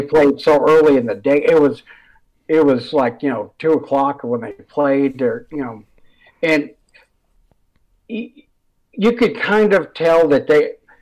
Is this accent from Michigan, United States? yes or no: yes; Detroit, Michigan, United States; I was from Metro Detroit